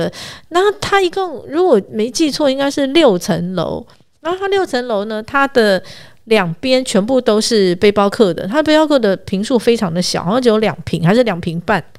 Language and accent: Chinese; northern Taiwan, Taiwan; 我们北部人常常听到的一些知名的小吃